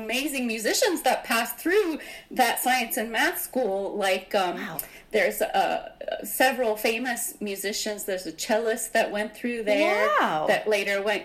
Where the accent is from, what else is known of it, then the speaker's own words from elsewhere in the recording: North Carolina, United States; I was born in North Carolina. So I was the first generation born over here